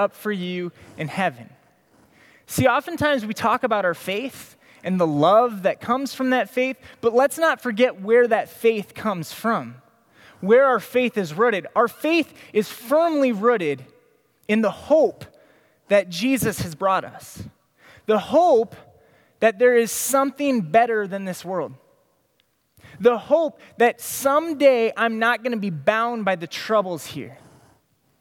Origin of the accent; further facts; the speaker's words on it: Des Moines, Iowa, United States; I grew up in Des Moines